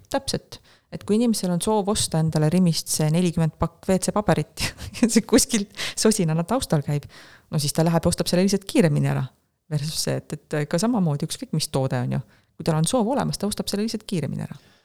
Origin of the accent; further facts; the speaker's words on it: Estonia; ma olen Euroopast, ma olen Eestist